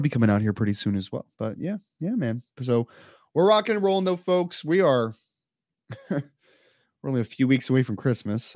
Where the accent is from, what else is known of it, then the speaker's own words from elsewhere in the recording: Maple Shade, New Jersey, United States; I grew up in Maple Shade